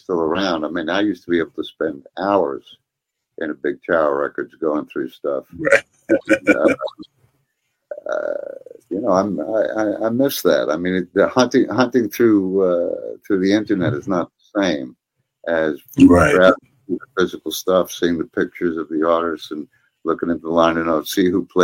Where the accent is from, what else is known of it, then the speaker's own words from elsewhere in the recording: New York, United States; I grew up in New York